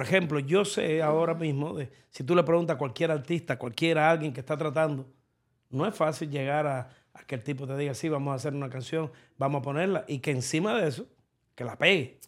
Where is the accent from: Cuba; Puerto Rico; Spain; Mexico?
Cuba; now in United States; nosotros somos cubanos, tenemos dos banderas la que nos vio nacer y la que nos va a ver morir acá en los Estados Unidos